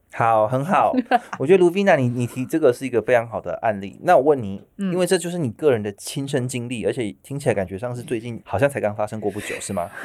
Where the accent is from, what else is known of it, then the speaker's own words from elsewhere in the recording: Taiwan; 我们身为台湾人就要这样